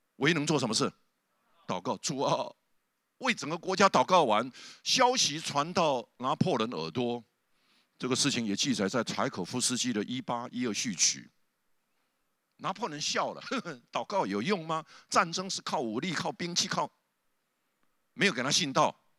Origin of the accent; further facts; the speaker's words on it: southern Taiwan, Taiwan; 我是南部乡下长大的，我家里旁边就有一个很大糖厂的农场的那个烟囱